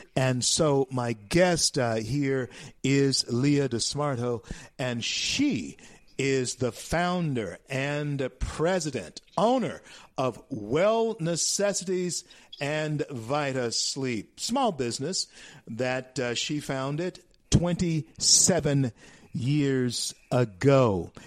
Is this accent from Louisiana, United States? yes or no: yes; Louisiana, United States; It's in Louisiana, my home state